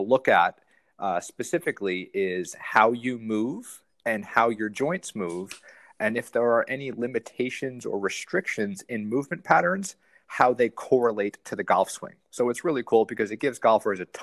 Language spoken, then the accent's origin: English; New York, United States; moved away as an adult; also born or lived in South Carolina; I grew up in New York